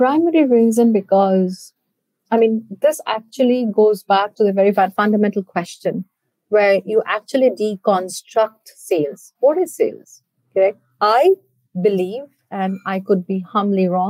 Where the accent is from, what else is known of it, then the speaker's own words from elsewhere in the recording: India; moved away as an adult; also born or lived in Canada; I hail from India. For me, it was always a dream to come back and give back to my country